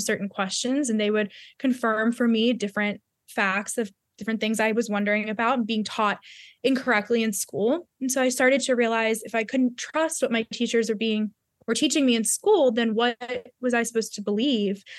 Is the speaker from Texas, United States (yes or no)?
no; Baltimore, Maryland, United States; I went to a secular private school growing up outside of Baltimore, Maryland